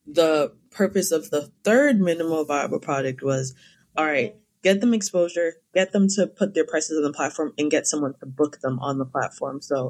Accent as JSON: {"language": "English", "town": "Cambridge", "region": "Massachusetts", "country": "United States", "said": "I'm from Cambridge, Massachusetts"}